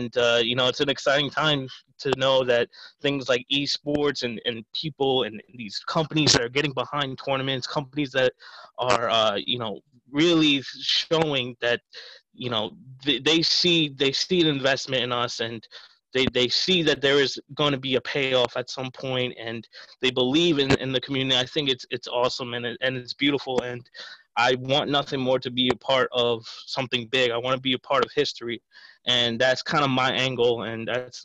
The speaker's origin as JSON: {"language": "English", "town": "Ronkonkoma", "region": "New York", "country": "United States", "tie": "born or raised there", "said": "I was born and raised in Long Island, so specifically Ronkonkoma"}